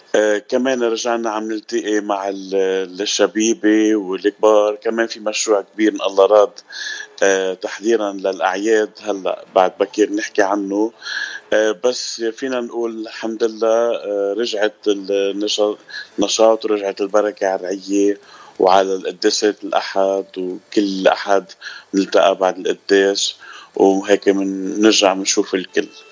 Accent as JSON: {"language": "Arabic", "town": "Zahle", "region": "Beqaa", "country": "Lebanon", "also_born_or_lived": "Jounieh, Lebanon / Italy", "moved": "as an adult", "lives_now": "United States", "said": "انا من آه، لبنان من زحله الاصل وسكان جوني وصار لي بالاغتراب بأمريكا 10 سنين وكنت قبل بالاغتراب بإيطاليا 11 سنة"}